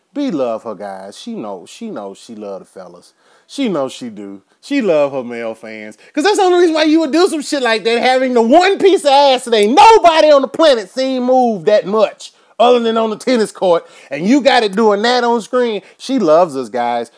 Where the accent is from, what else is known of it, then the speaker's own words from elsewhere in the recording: Houston, Texas, United States; I'm from Houston